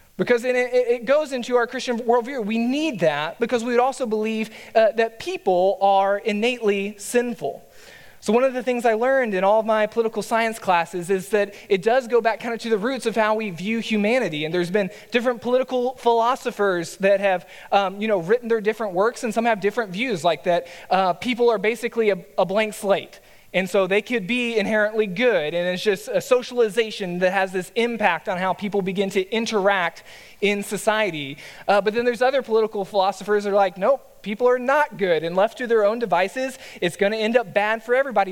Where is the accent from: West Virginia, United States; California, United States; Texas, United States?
Texas, United States; a Texan by nature